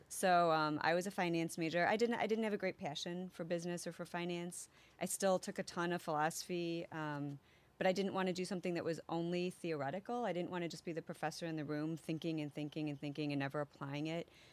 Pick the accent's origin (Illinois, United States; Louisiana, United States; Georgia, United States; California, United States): Illinois, United States; Elgin; also born or lived in Biloxi, Mississippi / Wisconsin / Canada / Saint Charles, Illinois; I grew up in Elgin